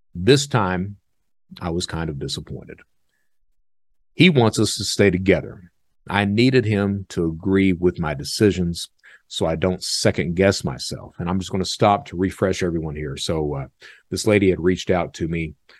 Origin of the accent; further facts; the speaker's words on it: Eastern Kentucky, United States; I'm from Eastern Kentucky. That's the way I was brought up.